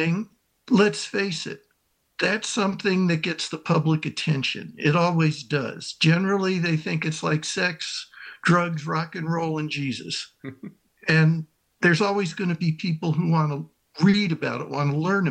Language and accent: English; Texas, United States; I'm from Texas